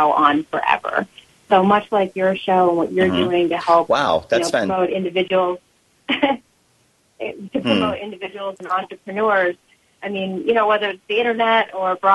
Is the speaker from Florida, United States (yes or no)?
no; Alaska, United States; moved away; also born or lived in Arizona; Growing up in Alaska with my mom